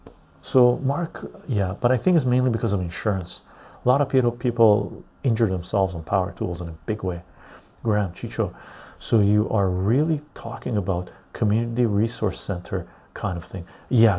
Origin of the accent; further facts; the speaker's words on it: England, United Kingdom; I'm English.